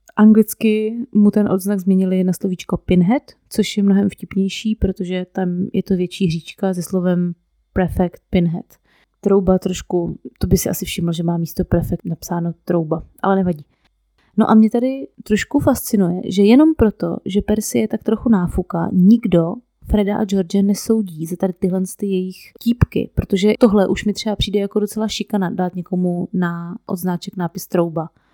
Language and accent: Czech; Moravia, Czechia; u nás na Moravě